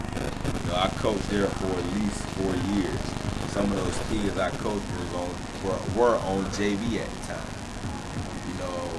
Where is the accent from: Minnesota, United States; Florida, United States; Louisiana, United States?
Florida, United States; Frostproof; I'm from Frostproof